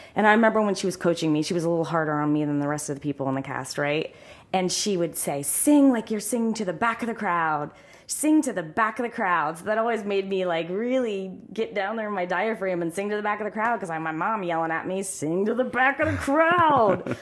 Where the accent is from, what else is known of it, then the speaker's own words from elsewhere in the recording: Sunbury, Ohio, United States; also born or lived in Columbus, Ohio; I am from Sunbury, Ohio